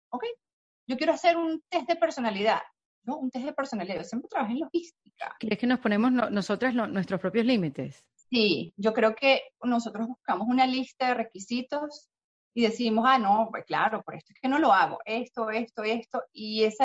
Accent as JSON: {"language": "Spanish", "region": "Texas", "country": "United States", "tie": "born or raised there", "said": "Yo, como nací y crecí en Texas, tengo esposo, primo, cuñado, hermano, y me va a servir de trampolín de referencia."}